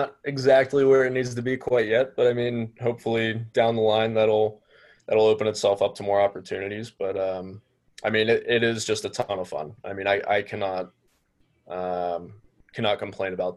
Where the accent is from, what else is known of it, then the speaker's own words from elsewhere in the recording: Pittsburgh, Pennsylvania, United States; moved away as an adult; also born or lived in Detroit area, Michigan; now in Detroit, United States; I'm initially from Pittsburgh. Grew up a Pens fan, and then for college, I ended up moving out to the Detroit area